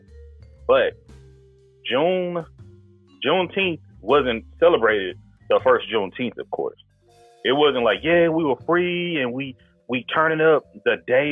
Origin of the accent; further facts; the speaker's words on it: Texas, United States; moved away; I'm from Texas